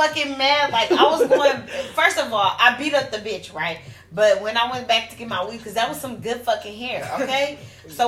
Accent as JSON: {"language": "English", "town": "Alameda", "region": "California", "country": "United States", "tie": "born or raised there", "said": "I grew up in Alameda"}